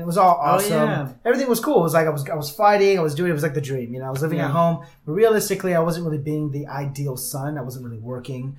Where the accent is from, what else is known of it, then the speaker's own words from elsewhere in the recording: Los Angeles, California, United States; now in Orange County, United States; I grew up in Los Angeles